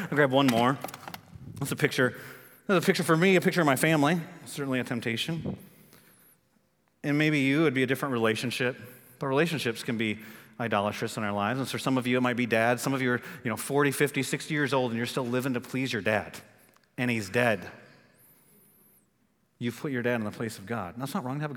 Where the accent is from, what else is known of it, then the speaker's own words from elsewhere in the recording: Michigan, United States; now in North Carolina, United States; I'm from Michigan